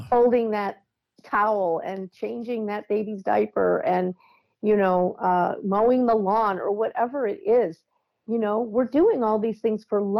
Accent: Midwest, United States; yeah, that's what we had canned peas. I grew up in Midwest.

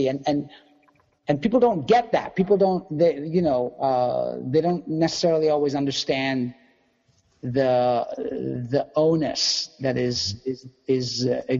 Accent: India; So I did the math because I am Indian and I can do math.

